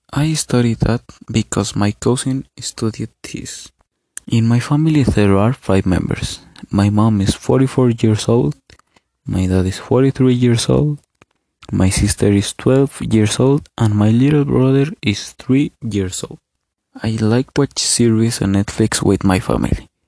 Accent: Ecatepec, State of Mexico, Mexico; English is a second language; now in Zumpango, Mexico; I'm 17 years old. I was born in Ecatepec, but now I live in Zumpango.

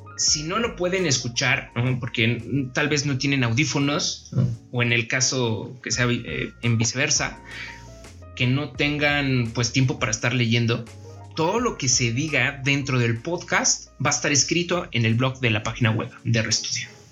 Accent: Mexico City, Mexico; Soy originario de la Ciudad de México

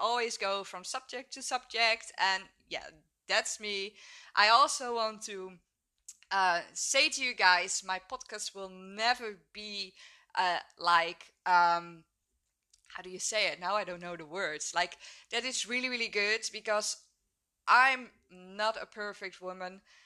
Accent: Netherlands; also born or lived in Hook of Holland, Netherlands; I'm 26 years old and I'm from the Netherlands. I live in a small village, Hoek of Holland, and it's at the beach.

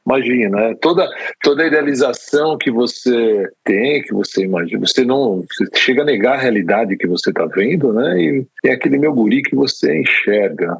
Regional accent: São Paulo, Brazil; eu sou paulistano

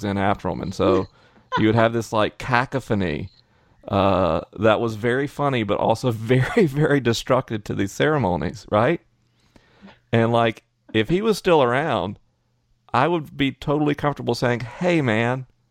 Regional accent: the South, United States; as a Southerner

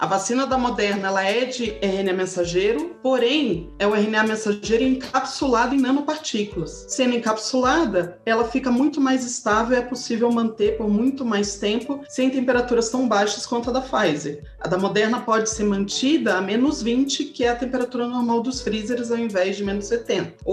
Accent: Brazil; Eu tô falando agora como brasileira, como mulher, mulher negra que acredite na vacina.

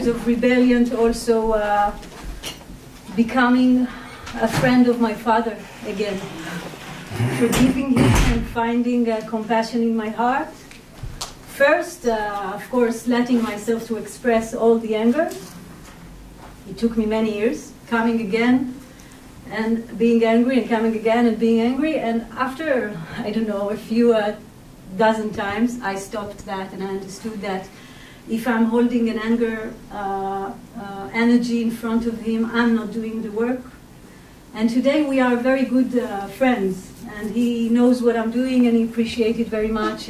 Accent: Israel; I was born and raised in Israel

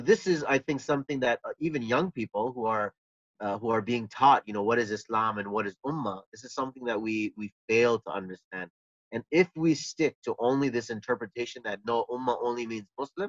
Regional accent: Canada; I was living in Canada

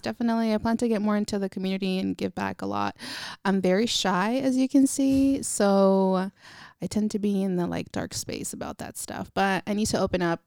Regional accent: Vallejo, California, United States; also born or lived in Napa, California; I was born in Napa and raised in Vallejo

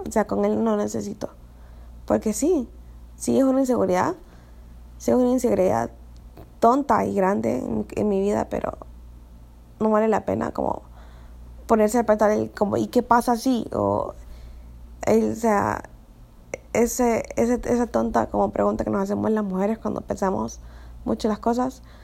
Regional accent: Honduras; yo soy de Honduras, eh, entonces vengo de una cultura bien conservadora

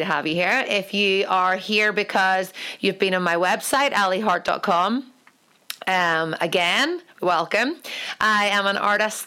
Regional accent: Ireland; I'm an Irish painter.

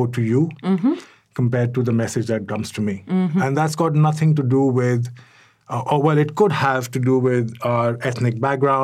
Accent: New Delhi, Delhi, India; moved away as an adult; also born or lived in Cairo, Egypt; now in Dubai, United Arab Emirates; I was born and brought up in New Delhi, India

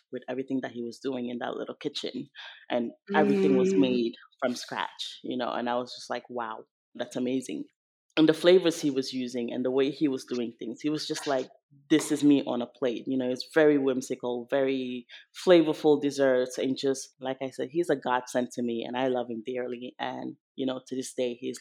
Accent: Senegal; moved away; growing up in Senegal, all the bakeries there are French bakeries

